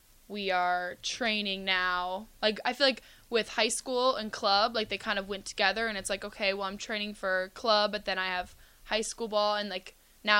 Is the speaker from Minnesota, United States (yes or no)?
yes; Minnesota, United States; I'm from Minnesota.